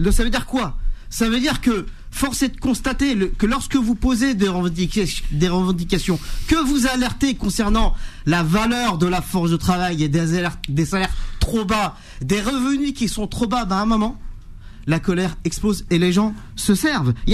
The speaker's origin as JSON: {"language": "French", "country": "France", "tie": "born or raised there", "said": "chez moi, là où j'ai grandi, dans la cité des Trois Villes."}